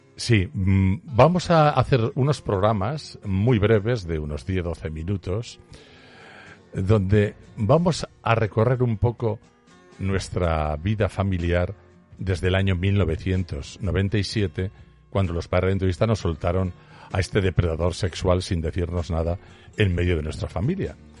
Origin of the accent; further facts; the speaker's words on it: Aragon, Spain; solo soy un zapatero aragonés